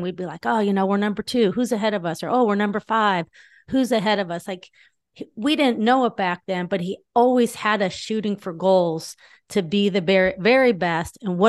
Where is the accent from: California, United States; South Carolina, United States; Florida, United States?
California, United States; Northridge; I grew up in Northridge, California. I had two older sisters, older brother, younger brother.